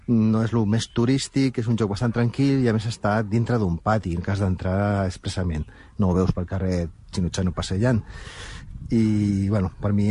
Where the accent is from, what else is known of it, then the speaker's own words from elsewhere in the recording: Sant Boi de Llobregat, Catalonia, Spain; de Sant Boi de Llobregat